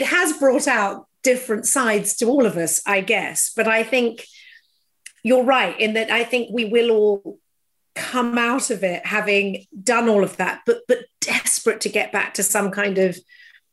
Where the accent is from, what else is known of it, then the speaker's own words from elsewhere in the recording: England, United Kingdom; being very English